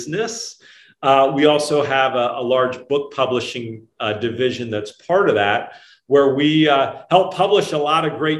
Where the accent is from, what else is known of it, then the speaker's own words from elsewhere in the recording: Orlando, Florida, United States; when I was a kid growing up in Orlando, Florida